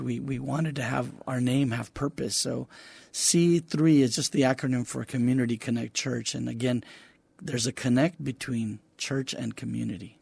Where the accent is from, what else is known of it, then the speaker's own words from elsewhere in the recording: Donna, Texas, United States; moved away as an adult; also born or lived in Weslaco, Texas; now in San Antonio, United States; I lived in Donna, Texas until I was about twenty-one when I got married